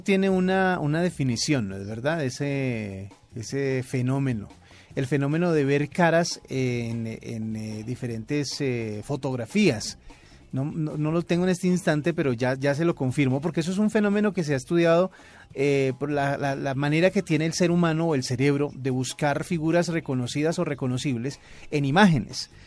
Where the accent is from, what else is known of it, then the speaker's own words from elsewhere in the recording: Colombia; colombiana como Sofía Vergara en nuestro país